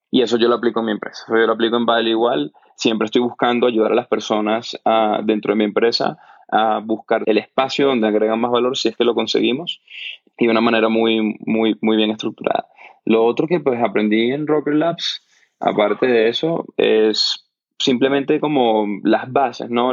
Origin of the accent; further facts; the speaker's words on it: Venezuela; yo crecí en Venezuela, que es un país que vivimos un colapso económico